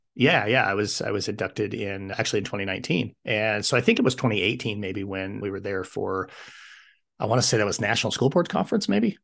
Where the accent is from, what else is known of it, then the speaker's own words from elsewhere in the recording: Wyoming, United States; moved away as an adult; I wanted to come back to my home state of Wyoming